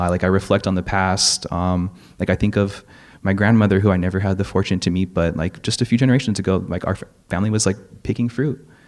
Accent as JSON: {"language": "English", "town": "Gardena", "region": "California", "country": "United States", "tie": "born or raised there", "said": "I'm from South Bay. I grew up in Gardena"}